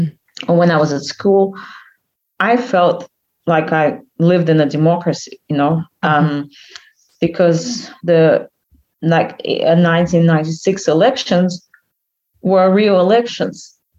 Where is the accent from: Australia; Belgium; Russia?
Russia; moved away as an adult; To me, I felt like I was born in Russia, but obviously I was born in the Soviet Union.